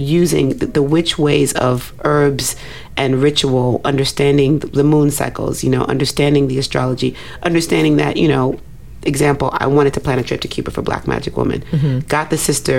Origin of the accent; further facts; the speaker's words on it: Nigeria; a Nigerian woman